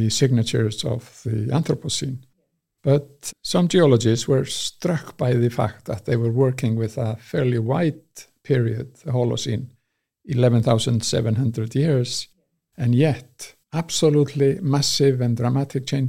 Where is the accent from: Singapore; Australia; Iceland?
Iceland; Westman Islands, South Iceland; moved away as an adult; also born or lived in Reykjavik / Manchester; I was born and raised in the Westman Isles